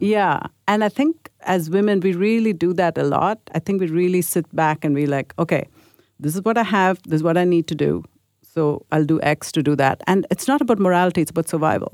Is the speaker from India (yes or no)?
yes; India; I grew up in India in a Catholic school